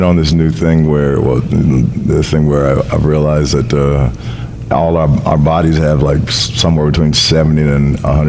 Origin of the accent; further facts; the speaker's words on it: Las Vegas, Nevada, United States; also born or lived in Seattle / Los Angeles / New York; now in Vancouver, Canada; I was born and raised in Las Vegas, but I started my career in Seattle and did everything from Seattle, lived in L.A., and then I moved Canada for 10 years, then left there and went to New York for 10 years, and now I'm back in Vancouver.